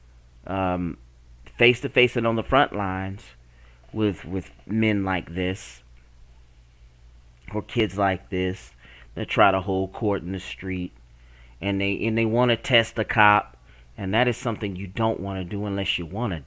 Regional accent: the Bible Belt, United States; I grew up in the Bible Belt

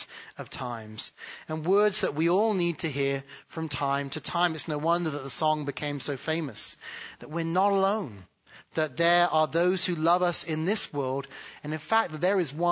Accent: England, United Kingdom; moved away as an adult; now in United States; growing up in England

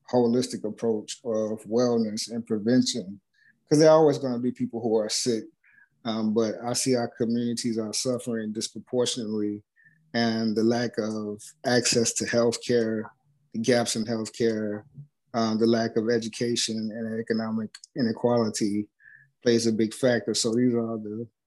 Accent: Tennessee, United States; also born or lived in Chicago, Illinois / Memphis, Tennessee; I was born in Chicago, Illinois, West Side. Grew up there till I was like 9, and then we moved to Tennessee, where my mom's from

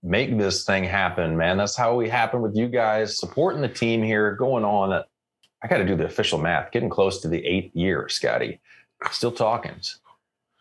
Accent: Canada; I am Canadian

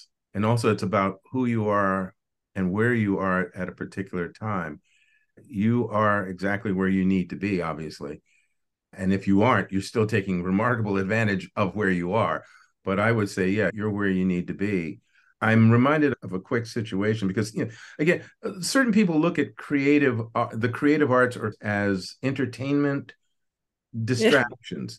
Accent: United States; I am the only American in the room

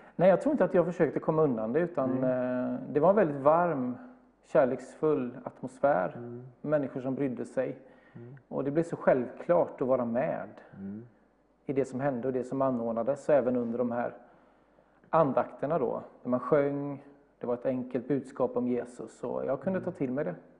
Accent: Bergstena, Västra Götaland, Sweden; now in Gothenburg, Sweden; Jag är ja, uppvuxen ungefär två mil norr om Alingsås i en liten by som heter Bergstena

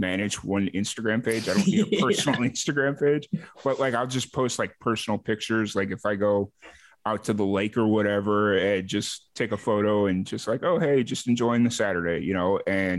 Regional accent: Chicago, Illinois, United States; accent: Chicago; moved away; I was born in Chicago. I had a hardcore Chicago accent, and it's been about, let's see, when I left Chicago in 2009, and now like my accent is just blended with this amalgamation of a whole bunch of different places I've lived.

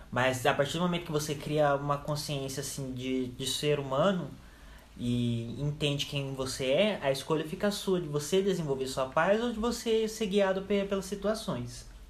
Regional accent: Campinas, São Paulo, Brazil; tenho 18 anos, sou de Campinas também

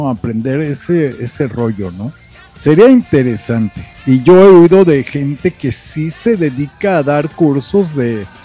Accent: Mexico; como buenos machos mexicanos, estás borracho porque te dejó tu mujer

